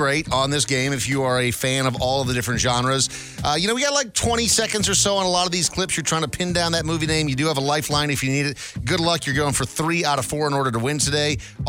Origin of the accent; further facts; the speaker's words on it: Minnesota, United States; I grew up in Minnesota.